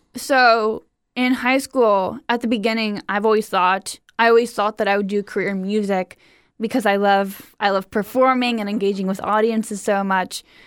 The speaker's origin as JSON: {"language": "English", "town": "Cleveland", "region": "Ohio", "country": "United States", "tie": "born or raised there", "said": "I grew up in Cleveland, Ohio."}